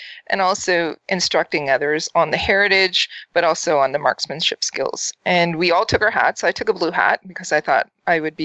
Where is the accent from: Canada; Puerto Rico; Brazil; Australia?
Canada